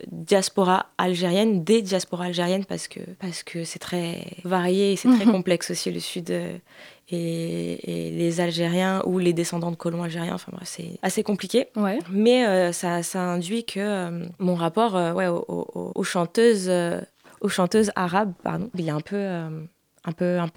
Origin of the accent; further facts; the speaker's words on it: Rif, Morocco; je suis originaire du Rif. Donc euh, ça induit que dans mon éducation, euh, le terme d'arabe, mhm. il est un peu particulier, le rapport à l'arabité est un peu particulier, dans le sens où on se considère d'abord comme amazir, donc comme berbère